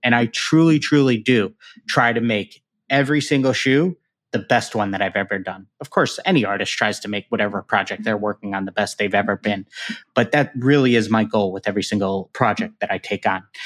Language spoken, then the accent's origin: English; Chicago, Illinois, United States; the Chicago Bears, which is my hometown team